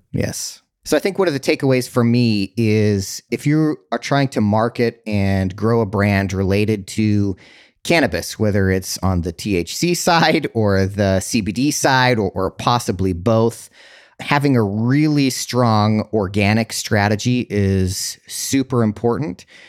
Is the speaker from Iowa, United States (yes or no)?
no; Utah, United States; now in California, United States; growing up in Utah